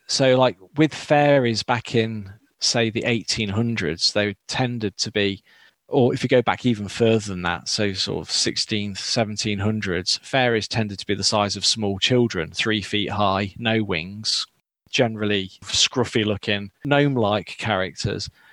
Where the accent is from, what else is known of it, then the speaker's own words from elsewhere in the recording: Derbyshire, East Midlands, United Kingdom; moved away; I'm from Derbyshire originally